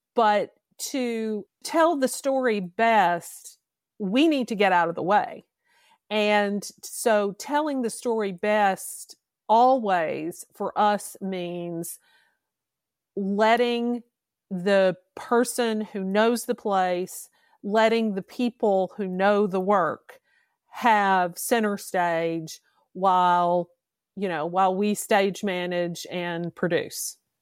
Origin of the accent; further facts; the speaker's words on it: Kentucky, United States; moved away as an adult; also born or lived in Mississippi; I'm a native Kentuckian. I grew up in Kentucky.